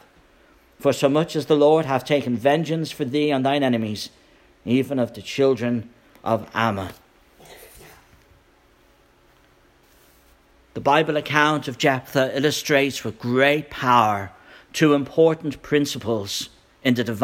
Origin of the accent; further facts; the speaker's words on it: Ireland; moved away as an adult; now in United States; Last week I was an Irish immigrant, now I'm an Irish American